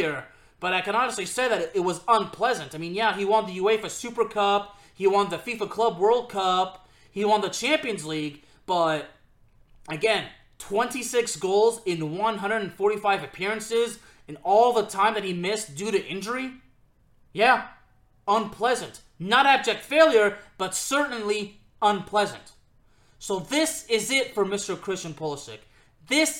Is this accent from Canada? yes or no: no; Lyon, Auvergne-Rhône-Alpes, France; the club of my hometown in France